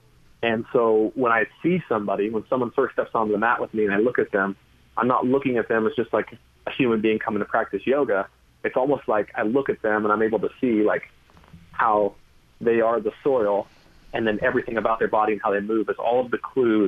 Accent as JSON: {"language": "English", "region": "California", "country": "United States", "tie": "born or raised there", "said": "I loved the ocean and sports and trees, and I grew up in Northern California."}